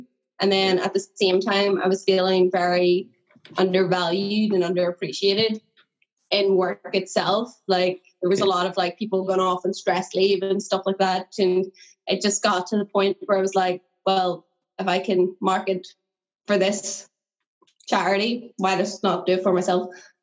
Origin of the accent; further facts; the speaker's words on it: Northern Ireland, United Kingdom; I'm from Northern Ireland